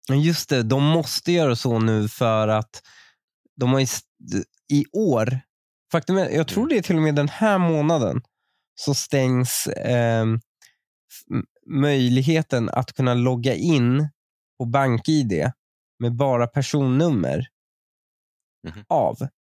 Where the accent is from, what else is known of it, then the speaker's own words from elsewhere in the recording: Upplands Väsby, Stockholm County, Sweden; uttalet de har känner jag så jävla mycket igen från min uppväxt i Väsby